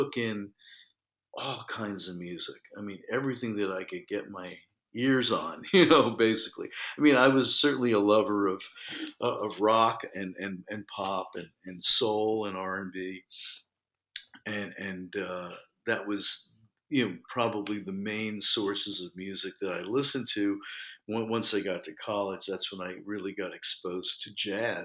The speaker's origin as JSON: {"language": "English", "town": "New York City", "region": "New York", "country": "United States", "tie": "born or raised there", "said": "I was born in New York. I've lived here my whole life"}